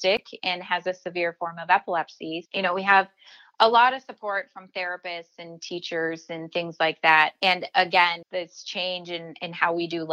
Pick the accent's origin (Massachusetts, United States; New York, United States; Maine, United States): Massachusetts, United States; Boston; moved away; I'm originally from Boston